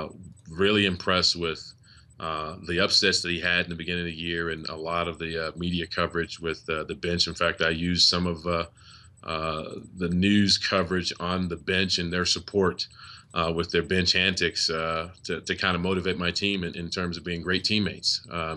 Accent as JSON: {"language": "English", "town": "Liverpool", "region": "New York", "country": "United States", "tie": "born or raised there", "said": "I went to Liverpool High School."}